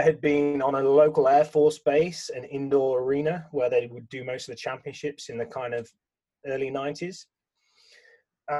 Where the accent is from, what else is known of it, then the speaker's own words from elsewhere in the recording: England, United Kingdom; growing up in England